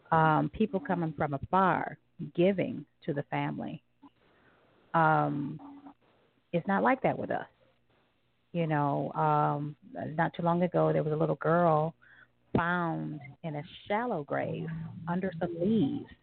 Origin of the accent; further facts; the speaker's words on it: Southern United States, United States; I grew up in the South, where it was uh, predominantly, you know, white Caucasian area